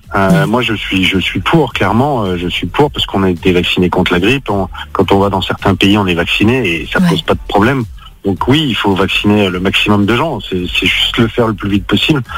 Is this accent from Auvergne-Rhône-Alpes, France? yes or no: yes; Lyon, Auvergne-Rhône-Alpes, France; je suis un pur Lyonnais